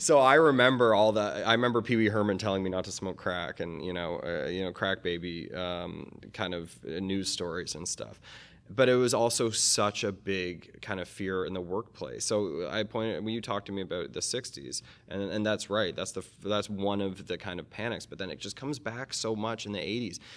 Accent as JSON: {"language": "English", "country": "Canada", "also_born_or_lived": "United States", "said": "I am a Canadian American"}